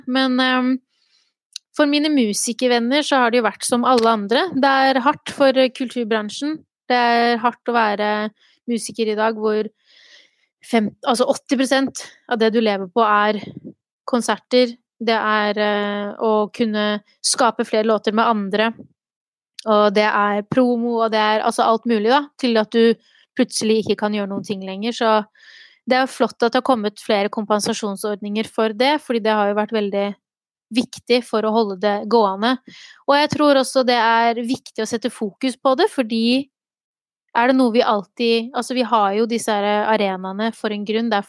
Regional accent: Gjøvik, Innlandet, Norway; vet at veldig {S0} mange tror at jeg er fra Oslo.

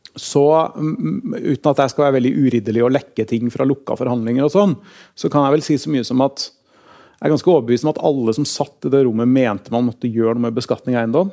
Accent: Oslo, Norway; now in Trondheim, Norway; Jeg er fra Torshov. Der bodde vi i en liten leilighet

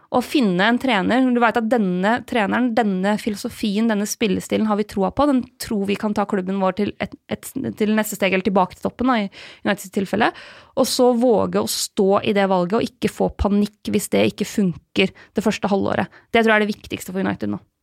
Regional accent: Lillehammer, Innlandet, Norway; moved away; Jeg skal hjem til eh, Lillehammer, eh, der jeg kommer fra

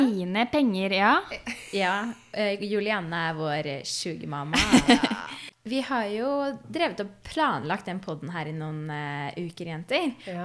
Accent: Fredrikstad, Østfold, Norway; Vi er fra Fredrikstad

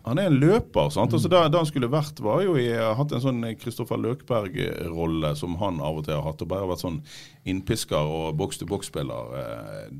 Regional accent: Strilelandet, Vestland, Norway; also born or lived in Radøy; Jeg er fra Strilane sjøl

